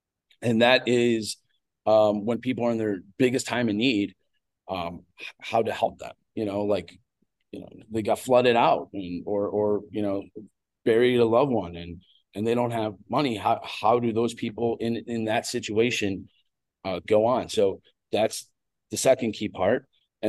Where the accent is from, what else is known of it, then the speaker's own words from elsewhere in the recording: Lake Forest, Illinois, United States; also born or lived in Knollwood, Lake Bluff, Illinois; I grew up in Lake Forest. And, my parents moved away, or my mom moved away young. And I lived in Knollwood from 15 on.